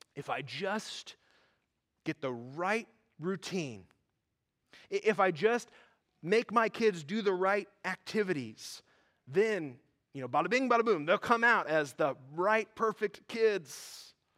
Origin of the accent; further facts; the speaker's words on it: United States; I grew up in American evangelical churches